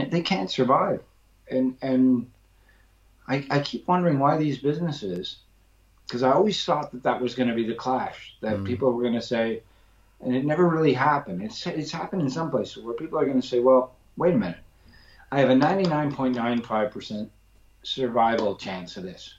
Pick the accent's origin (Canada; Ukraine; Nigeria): Canada; moved away as an adult; also born or lived in London, England; now in England; where I grew up in Canada